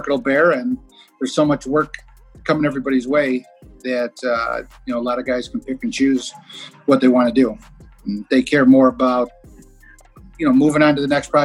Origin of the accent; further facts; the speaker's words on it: Chicago, Illinois, United States; moved away; I'm originally from Chicago. We call those two flats there. Here they call them duplexes